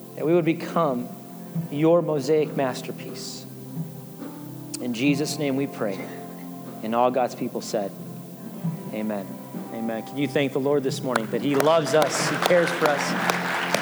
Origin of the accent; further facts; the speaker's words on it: Chicago, Illinois, United States; now in Wichita, United States; I'm from Chicago, but you have to go miles from where, where I lived. I didn't meet my first uh, Caucasian person